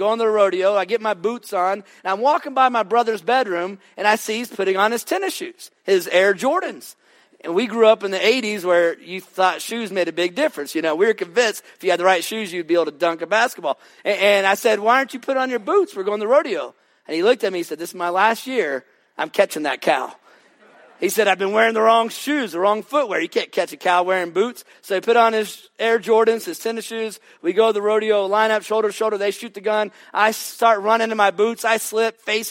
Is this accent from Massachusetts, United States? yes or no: no; Lewisville, Texas, United States; also born or lived in Fort Worth, Texas; I grew up in a little town just north of Dallas called Lewisville.